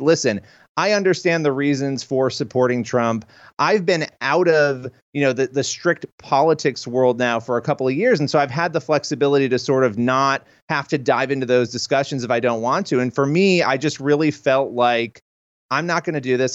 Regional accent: New York, United States; I'm a New Yorker.

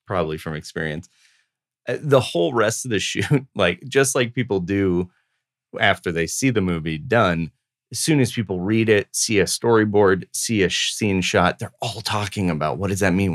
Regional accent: Los Angeles, California, United States; growing up in Los Angeles

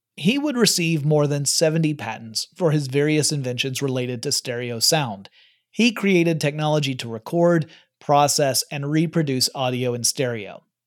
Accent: Georgia, United States; growing up in Georgia

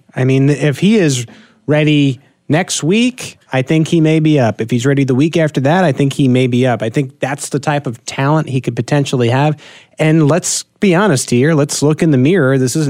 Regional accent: New York, United States; accent: New York; moved away; I'm from New York, so you're going to hear an accent here.

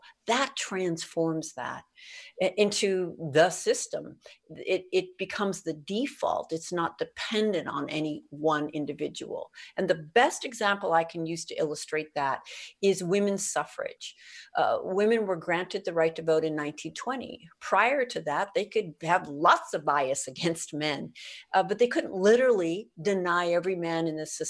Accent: Bay Area, California, United States; I was raised in poverty, and I mean that explicitly. I grew up in the Bay Area

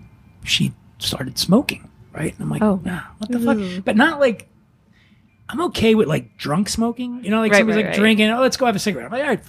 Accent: Philadelphia, Pennsylvania, United States; when I was a kid, I grew up poor in Philly.

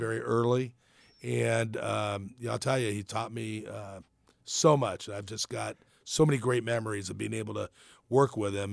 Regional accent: Napa, California, United States; I was born in Napa, born and raised in Napa

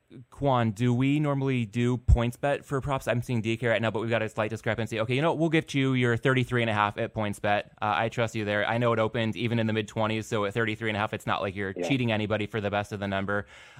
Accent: San Diego, California, United States; now in Los Angeles, United States; born and raised in San Diego, now living

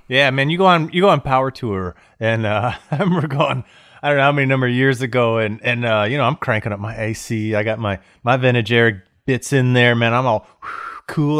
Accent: Florida, United States; I grew up in Florida

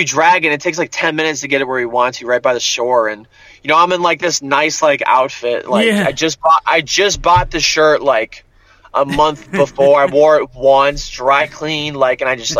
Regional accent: Rocky River, Ohio, United States; I'm from Rocky River

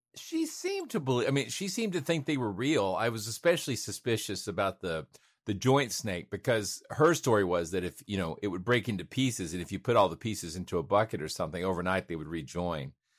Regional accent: Georgia, United States; one was right outside of my hometown in Cartersville

